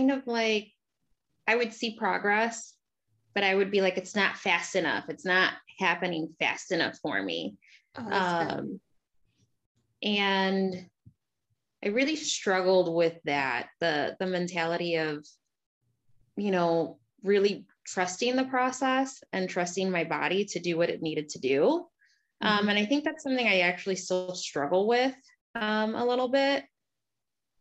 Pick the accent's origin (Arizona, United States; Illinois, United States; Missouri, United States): Illinois, United States; Crystal Lake; I grew up in Crystal Lake, middle class family